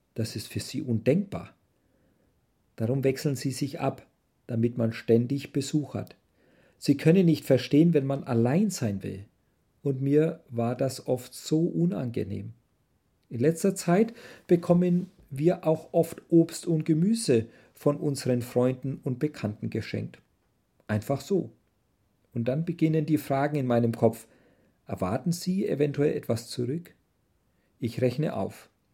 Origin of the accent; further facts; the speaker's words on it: Germany; moved away; wir als Deutsche